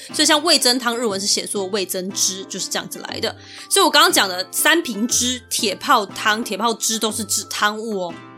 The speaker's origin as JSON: {"language": "Chinese", "country": "Taiwan", "said": "尤其对我们台湾人来说呢，他们的天气气候是很难以想象的"}